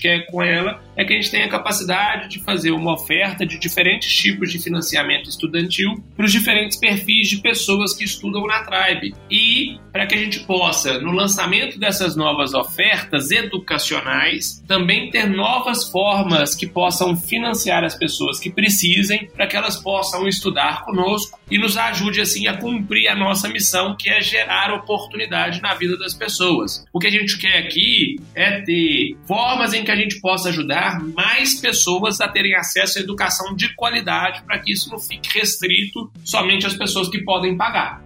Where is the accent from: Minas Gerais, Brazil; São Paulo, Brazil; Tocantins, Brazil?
Minas Gerais, Brazil; Belo Horizonte; eu sou mineiro, tenho 31 anos, natural de Belo Horizonte